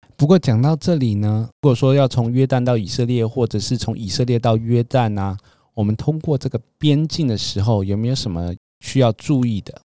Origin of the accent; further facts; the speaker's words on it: Taiwan; 我们台湾人